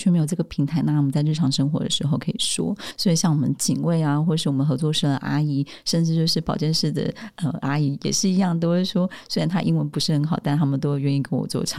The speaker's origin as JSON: {"language": "Chinese", "country": "Taiwan", "also_born_or_lived": "Australia", "said": "我是台湾人。”但我的中文其实，在高中的时候，在澳洲我有修中文，但我的老师是香港人"}